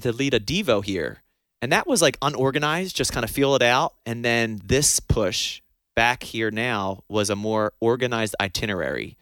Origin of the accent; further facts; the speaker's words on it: New Jersey, United States; now in Tupelo, United States; I'm from New Jersey